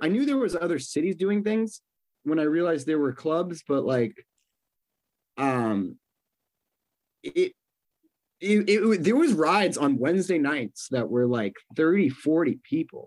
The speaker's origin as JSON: {"language": "English", "region": "New York", "country": "United States", "also_born_or_lived": "Boston", "moved": "yes", "said": "I was from New York"}